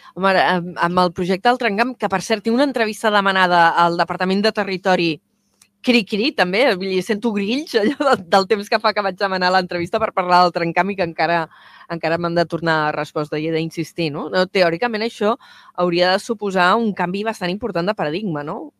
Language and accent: Catalan; Vila-seca, Catalonia, Spain; sóc de Vilaseca